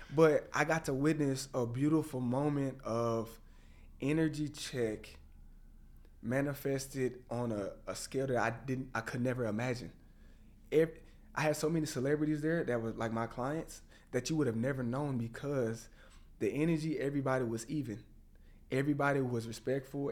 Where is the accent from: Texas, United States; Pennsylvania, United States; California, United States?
Texas, United States; Waco; moved away as an adult; now in Dallas, United States; I was growing up in Waco, Texas